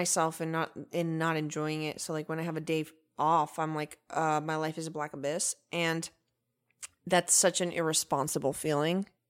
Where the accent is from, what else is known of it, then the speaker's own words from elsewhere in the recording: Venezuela; moved away; also born or lived in United States; I'm my own type of Venezuelan